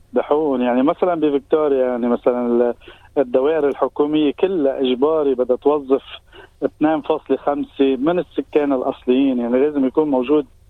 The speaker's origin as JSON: {"language": "Arabic", "country": "Lebanon", "moved": "yes", "lives_now": "Australia", "said": "نحن كجالي لبناني كجالي عربي"}